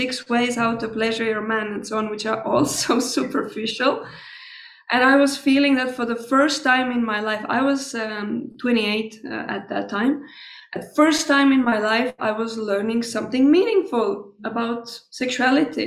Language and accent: English; Estonia; also born or lived in Tallinn; I was born in Estonia, and I grew up there